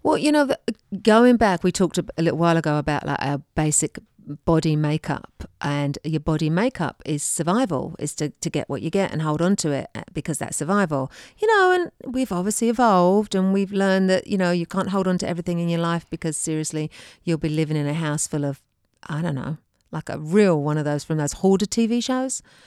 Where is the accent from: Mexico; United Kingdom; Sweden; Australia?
United Kingdom; England; moved away; I came from England. I did not have a dishwasher growing up